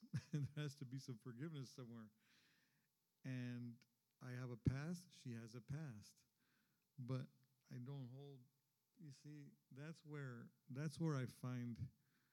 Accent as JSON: {"language": "English", "town": "Los Angeles", "region": "California", "country": "United States", "tie": "born or raised there", "said": "I was born and raised in East"}